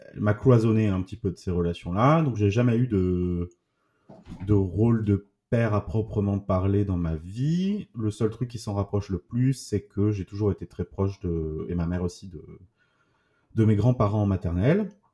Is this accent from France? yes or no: yes; Toulouse, Occitania, France; je suis né à Toulouse euh, en 87